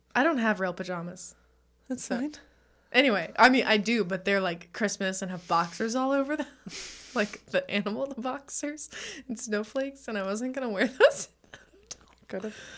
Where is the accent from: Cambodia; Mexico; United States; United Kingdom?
United States; Texas; I am from Texas